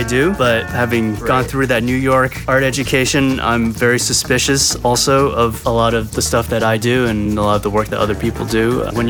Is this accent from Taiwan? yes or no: yes; Taiwan; born there; I was born in Taiwan, 1979. My dad worked at a industrial plastics company, and he was sort of the star in his family